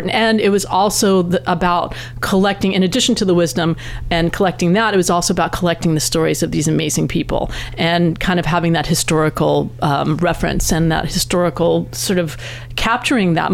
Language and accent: English; East Coast, United States; now in West Coast, United States; I grew up on the East Coast, and I had never heard about that until I moved out to this coast.